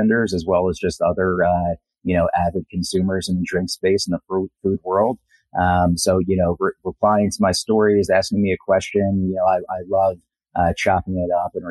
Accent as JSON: {"language": "English", "region": "New Jersey", "country": "United States", "said": "I'm from New Jersey"}